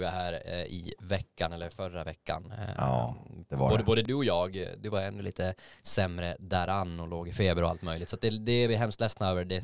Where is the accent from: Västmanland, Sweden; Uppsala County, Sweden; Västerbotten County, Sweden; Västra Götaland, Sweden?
Västra Götaland, Sweden; Gothenburg